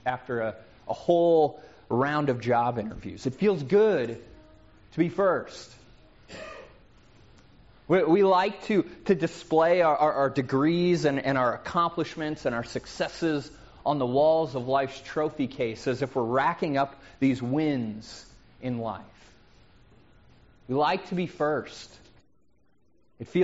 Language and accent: English; United States; also born or lived in Seattle